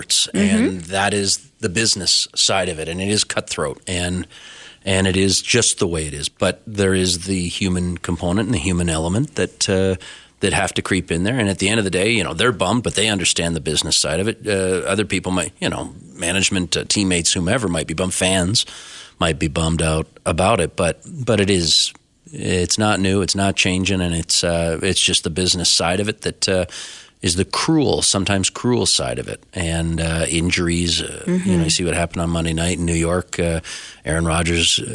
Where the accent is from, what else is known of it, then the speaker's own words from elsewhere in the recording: Owen Sound, Ontario, Canada; now in Calgary, Canada; I have some friends who I grew up with back in Ontario